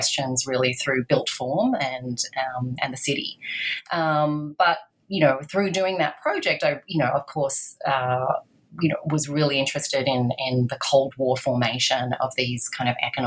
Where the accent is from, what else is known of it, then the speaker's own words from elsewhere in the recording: Australia; I grew up in Australia.